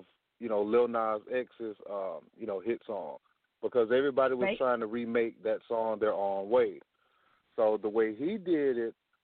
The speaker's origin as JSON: {"language": "English", "town": "Pensacola", "region": "Florida", "country": "United States", "said": "I'm from Florida, Pensacola, Florida"}